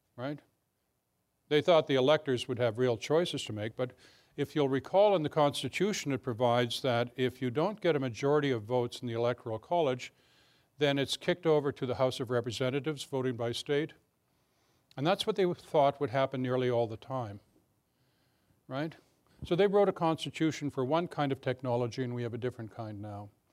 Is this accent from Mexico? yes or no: no; Canada; now in Alexandria, United States; I'm, I'm Canadian as well as American.